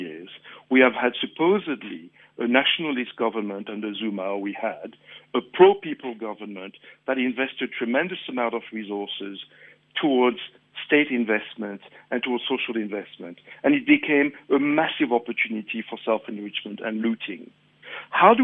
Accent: Mauritius; now in South Africa; I'm from Mauritius.

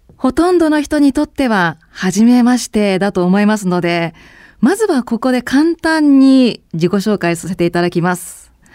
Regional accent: Sapporo, Hokkaido, Japan; moved away as an adult; also born or lived in Yokohama; 出身は札幌なんですよ。

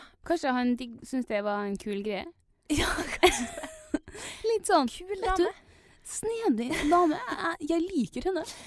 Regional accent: Trondheim, Trøndelag, Norway; jentegjengen eh, hjemme i Trondheim

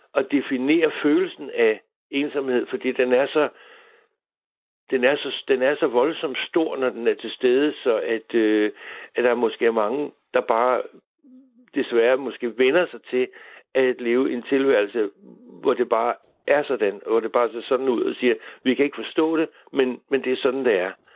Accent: Humlebæk, Capital Region of Denmark, Denmark; vi er danskere, eller jeg er humlebækker

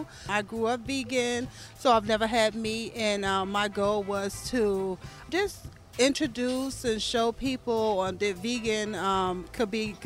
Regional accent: Israel; now in Washington, United States; I grew up in Israel.

